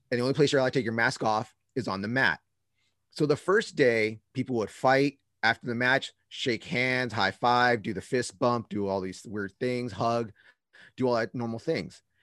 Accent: Bay Area, California, United States; I'm from the Bay Area

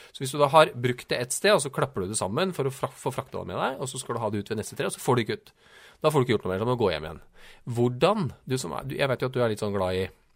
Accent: Trysil, Innlandet, Norway; jeg er jo fra Trysil

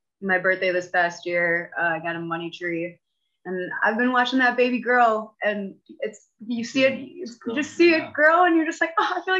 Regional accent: Milwaukee, Wisconsin, United States; also born or lived in Chicago / Colorado; So I grew up in Milwaukee, Wisconsin. I've moved around all over southeastern Wisconsin. I've lived in Chicago for a bit. I've lived in Colorado for a bit, but Midwest always kind of brings you back.

